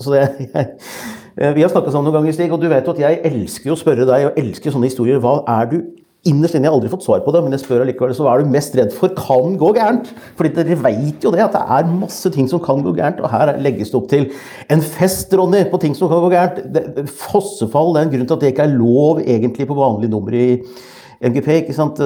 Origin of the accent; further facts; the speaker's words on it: Norway; min underlegenhet som nordmann